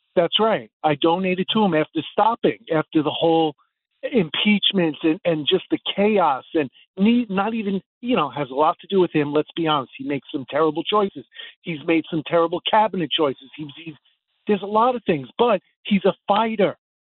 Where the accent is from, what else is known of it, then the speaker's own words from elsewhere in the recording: New York, United States; as a New Yorker